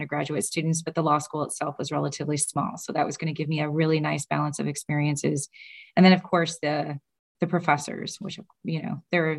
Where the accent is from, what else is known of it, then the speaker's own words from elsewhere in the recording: Kentucky, United States; moved away as an adult; also born or lived in St. Louis / Bloomington; now in Cleveland, United States; I'm originally from Kentucky and I like to stay in the Midwest.